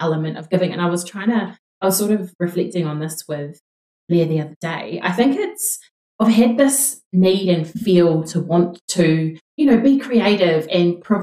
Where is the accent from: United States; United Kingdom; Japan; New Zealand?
New Zealand; We're two Kiwi girls